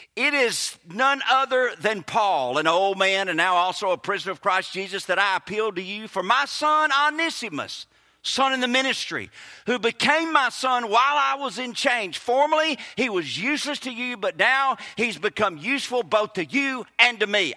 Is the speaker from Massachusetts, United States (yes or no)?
no; Kosciusko, Mississippi, United States; accent: Southern; moved away as an adult; A guy I grew up with in Kosciuszko